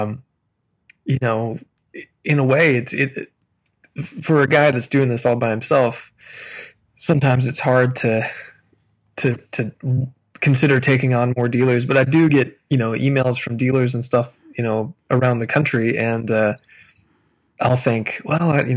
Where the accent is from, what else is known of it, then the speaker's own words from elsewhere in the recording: Sparta, United States; I grew up in a little town called Sparta, which is this tiny little town